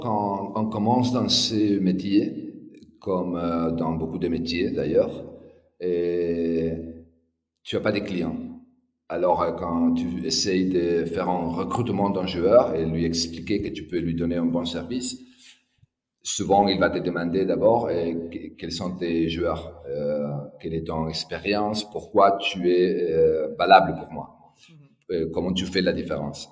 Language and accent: French; Madrid, Community of Madrid, Spain; moved away as an adult; also born or lived in France / Barcelona; je suis né à Madrid euh, il y a 50 ans